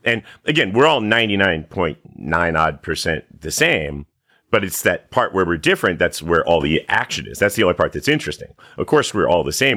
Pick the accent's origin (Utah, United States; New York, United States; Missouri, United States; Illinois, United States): New York, United States; Catskill Mountains, upstate; moved away; I'm from upstate New York, uh, in the, in the Catskill Mountains, you know, middle of nowhere